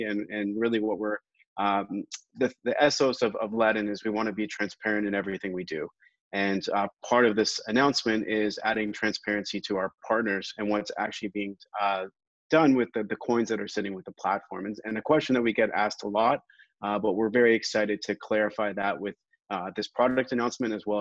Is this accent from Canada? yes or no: yes; Canada; as a Canadian